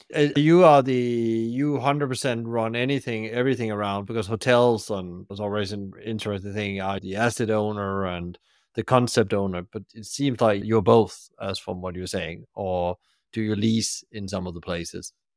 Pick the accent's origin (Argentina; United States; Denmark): Denmark; moved away; when I go back to my home country, Denmark, come to Copenhagen.